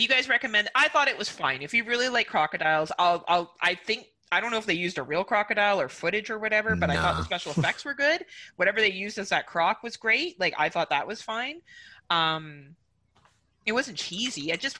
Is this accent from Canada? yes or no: yes; Canada; Like, it's just not something that I would do as a Canadian. And for me to go find mooses, it's about a 2.5 hour drive up north and I could run into some.